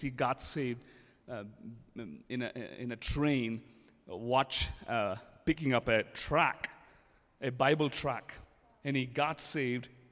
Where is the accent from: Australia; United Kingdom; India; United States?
India; English is a second language; moved away; being an Indian I'm still learning English.